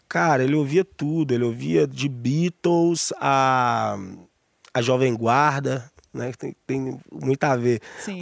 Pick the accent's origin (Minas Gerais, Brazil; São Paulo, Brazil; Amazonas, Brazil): Minas Gerais, Brazil; Santa Luzia; also born or lived in Belo Horizonte / Vale do Jatobá, Barreiro; no hospital em BH e, e fui criado em Santa Luzia.